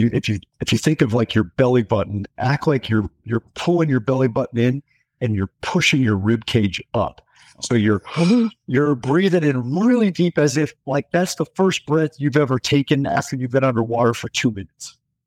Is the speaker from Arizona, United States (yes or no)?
no; Denver, Colorado, United States; Yeah, so born and raised in Denver, Colorado.